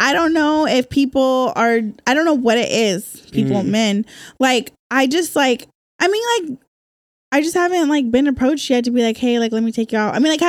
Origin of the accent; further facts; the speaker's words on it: Bakersfield, California, United States; moved away as an adult; now in San Diego, United States; I'm from Central California, Bakersfield.